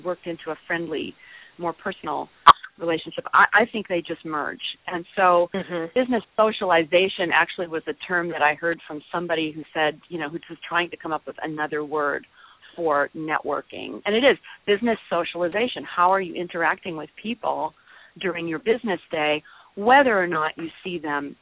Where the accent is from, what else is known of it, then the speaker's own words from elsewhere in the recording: North Woods of Minnesota, United States; now in Austin, United States; I grew up in the North Woods of Minnesota, although I now reside in Austin, Texas